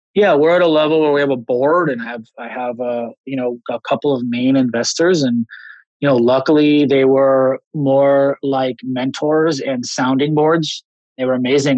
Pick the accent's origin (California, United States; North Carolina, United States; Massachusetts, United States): California, United States; Los Angeles; I grew up in Los Angeles.